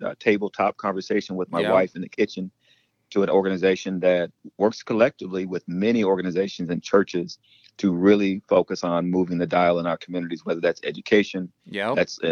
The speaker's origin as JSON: {"language": "English", "region": "Iowa", "country": "United States", "tie": "born or raised there", "also_born_or_lived": "Mississippi", "lives_now": "Omaha, United States"}